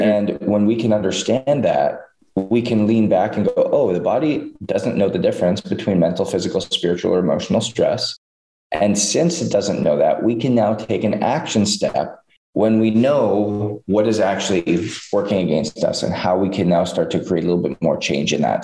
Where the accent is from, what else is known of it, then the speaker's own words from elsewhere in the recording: Canada; growing up in Canada